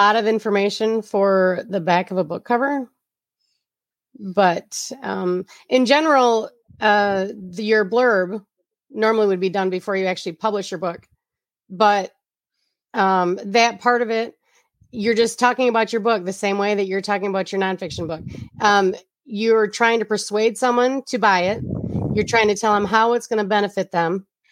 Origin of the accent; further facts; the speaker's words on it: Flint, Michigan, United States; I'm from the Flynn area, and G M is our mother source of income here.